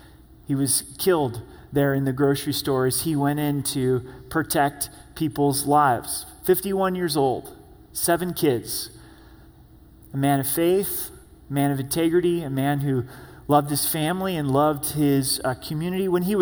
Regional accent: Pacific Northwest, United States; Many of you know I'm from the Northwest, and I'm pretty proud of it. It is the promised land, if you haven't been out there before.

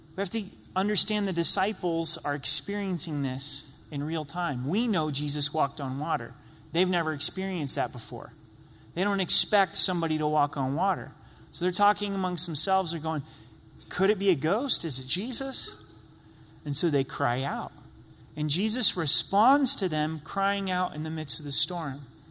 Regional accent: Southern Oregon, United States; moved away as an adult; also born or lived in Utah / Idaho; now in Colorado, United States; I grew up in Southern Oregon

